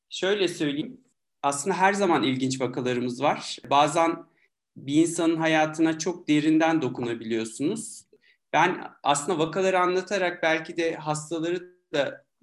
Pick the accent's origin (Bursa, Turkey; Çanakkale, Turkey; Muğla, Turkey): Muğla, Turkey; Milas; Tabii ki 1975 Milas Muğla doğumluyum. Egeliyim yani. İlkokulu orada okudum. Sonra İzmir'de ortaokul, tekrar Milas'ta lise derken Hacettepe'ye geldim tıp fakültesine.